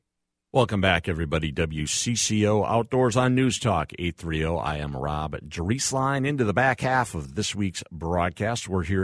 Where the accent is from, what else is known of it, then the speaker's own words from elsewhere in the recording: United States; I grew up on the Mississippi River